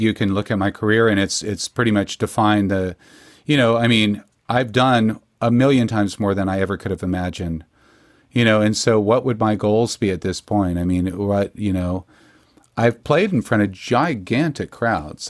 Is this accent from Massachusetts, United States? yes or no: no; Texas, United States; being a Texan